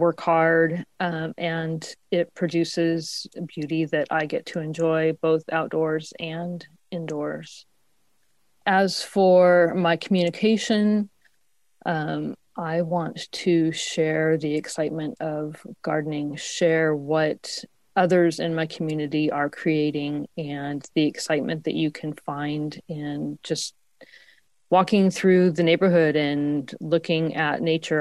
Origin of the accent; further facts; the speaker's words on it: Spokane, Washington, United States; also born or lived in Seattle, Washington; now in Portland, United States; I was born in Spokane, Washington, which is zone 5